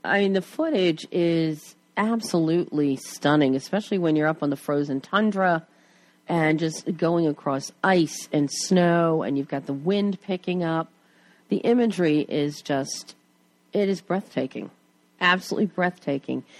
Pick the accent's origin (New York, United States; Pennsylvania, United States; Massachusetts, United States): Pennsylvania, United States; Plymouth Meeting; now in Culver City, United States; born and bred in Plymouth Meeting, right outside Philly